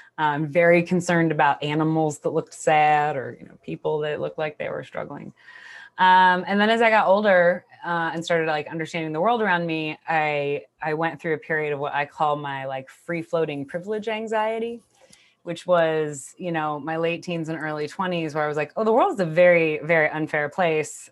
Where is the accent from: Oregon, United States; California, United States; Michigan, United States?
California, United States; Bay Area; I grew up in the Bay Area in the nineties